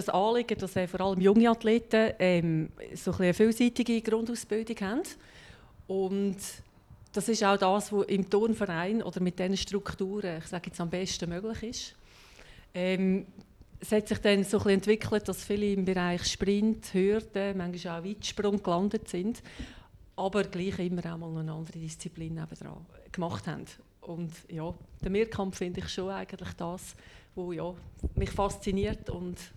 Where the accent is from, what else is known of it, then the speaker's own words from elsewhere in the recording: Hemmiken, Lucerne, Switzerland; Ganz ursprünglich äh, bin ich aber in Hemmiken im Luzerner Seetal